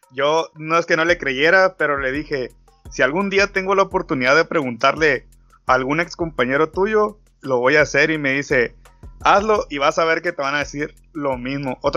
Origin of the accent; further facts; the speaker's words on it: Mexico; Yo creo que siendo mexicano, no cualquiera puede presumir